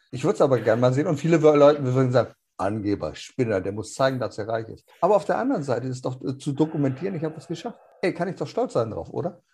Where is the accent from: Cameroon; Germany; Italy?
Germany